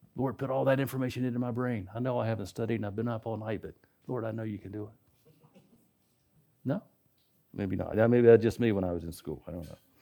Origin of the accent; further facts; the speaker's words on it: West Virginia, United States; I grew up in West Virginia